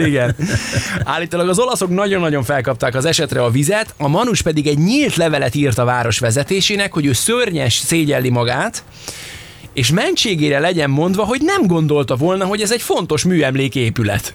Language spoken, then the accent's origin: Hungarian; Hungary; anyukám még azon gondolkodtak, hogy most orosznak vagy németnek hazudjuk magunkat, mert hogy nem merték a magyart bevállalni